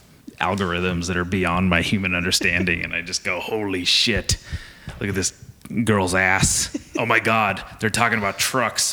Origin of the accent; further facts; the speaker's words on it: Nipomo, California, United States; I grew up in Napomo